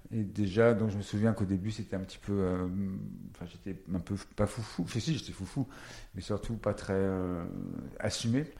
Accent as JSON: {"language": "French", "town": "Paris", "region": "Île-de-France", "country": "France", "tie": "born or raised there", "said": "Et parisien, je suis né à Paris."}